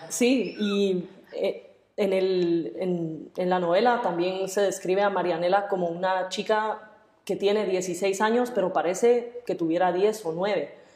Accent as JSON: {"language": "Spanish", "country": "Guatemala", "said": "yo soy guatemalteca"}